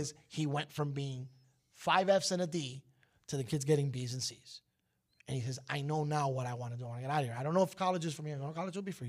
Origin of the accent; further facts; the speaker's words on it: New York City, New York, United States; now in Miami, United States; I was born in Brooklyn